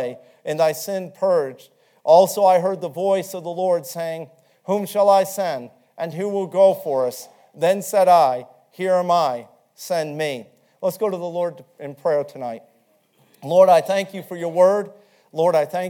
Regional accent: New England, United States; moved away as an adult; I was from New England

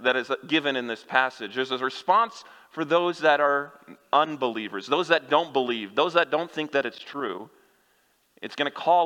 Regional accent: Kansas, United States; moved away; I'm from Kansas

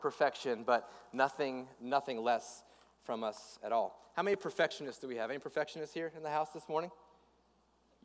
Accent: west coast of Florida, United States; moved away as an adult; also born or lived in Northeast Georgia; I grew up in Florida. I grew up on the west coast of Florida

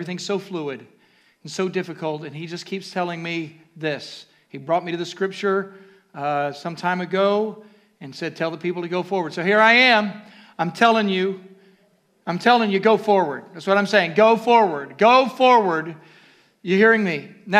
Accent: near Columbus, Ohio, United States; I was raised in Ohio, all right? Not far, hallelujah, okay? So I was not far, just down the road from Columbus, Ohio

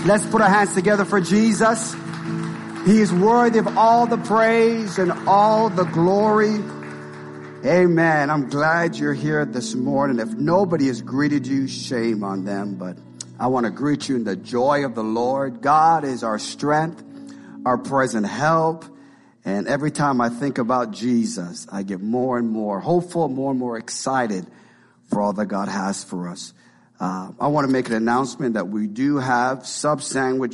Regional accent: Canada; now in Marion; we're from Canada

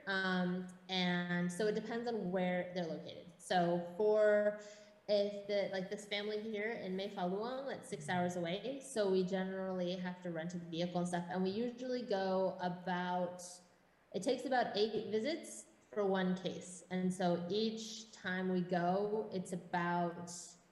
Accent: Washington, United States; moved away as an adult; also born or lived in Los Angeles, United States; now in Thailand; I grew up in Washington State.

